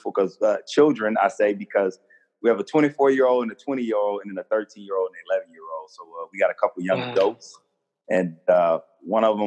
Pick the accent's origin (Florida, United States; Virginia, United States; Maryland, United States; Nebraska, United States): Florida, United States; Fort Lauderdale; moved away as an adult; now in Charleston, United States; I'm originally from born and raised in South Florida